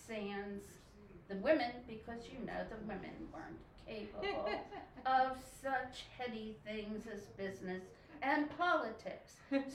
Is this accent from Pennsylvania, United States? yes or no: yes; Pennsylvania, United States; Western PA.